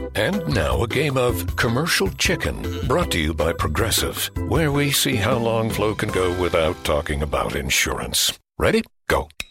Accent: Minneapolis, Minnesota, United States; now in Sioux Falls, United States; I did not go to a Catholic school growing up in Minneapolis

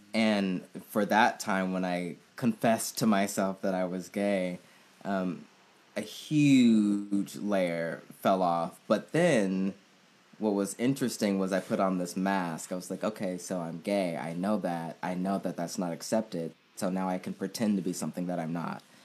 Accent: Oakland, California, United States; I grew up in the Bay Area in Oakland, California

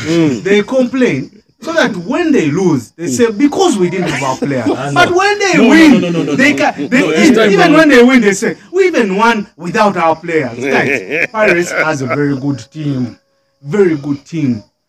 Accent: Kyotera, Western Region, Uganda; I grew up in Nyantonde.

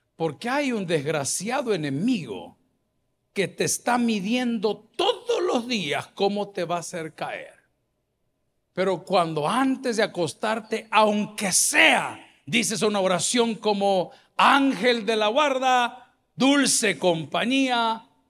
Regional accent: El Salvador; los parques de nuestra capital, que están muy bonitos, El Salvador del mundo, el centro de San Salvador

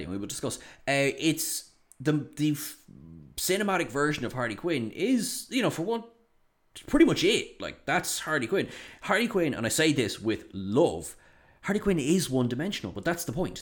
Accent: Ireland

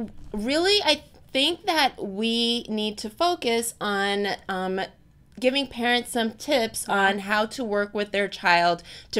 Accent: California, United States; now in New York City, United States; I grew up in California

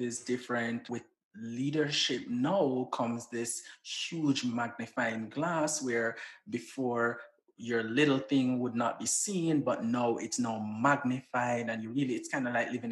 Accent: Saint Elizabeth, Jamaica; moved away as an adult; also born or lived in Antigua / Grenada; now in Washington, D.C., United States; I'm from St. Elizabeth. So I'm very rural and country, as people would say

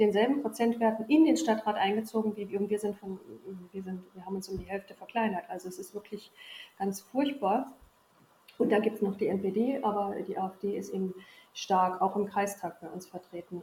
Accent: Sondershausen, Thuringia, Germany; moved away as an adult; also born or lived in Wolgast / Berlin / Rhineland / Erfurt; ich habe meine Kindheit, Jugend, also bis zum 18. Lebensjahr hier verbracht

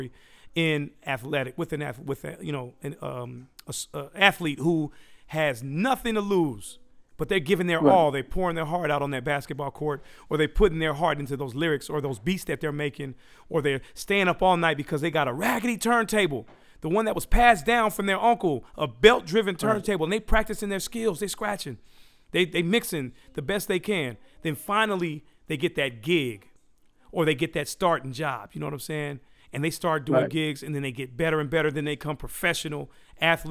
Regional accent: Daly City, California, United States; also born or lived in San Francisco; I was born in San Francisco, raised in Daly City

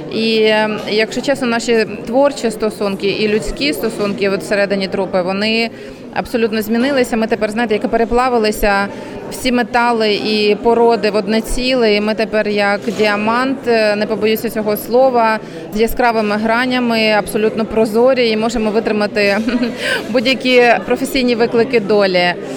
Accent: Kyiv, Ukraine; я як киянка

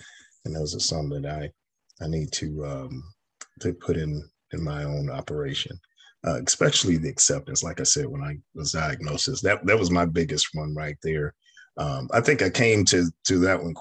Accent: New York, United States; now in the South, United States; I'm a native New Yorker. I was born in New York

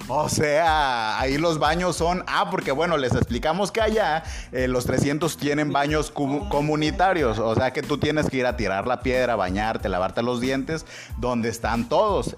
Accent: Mexico; nosotros somos guarros los mexicanos

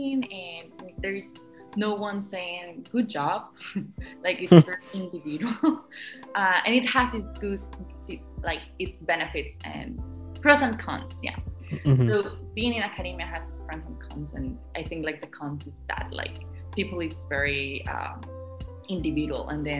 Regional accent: Costa Rica; moved away; I'm from Costa Rica

